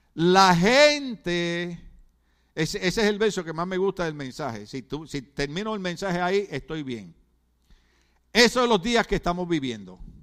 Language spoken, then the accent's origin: Spanish; Puerto Rico; moved away; en Puerto Rico decimos la botó, botó la pelota